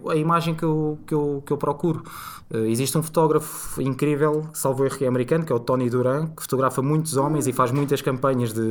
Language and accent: Portuguese; Cascais, Lisbon, Portugal; porque curiosamente sou de Cascais.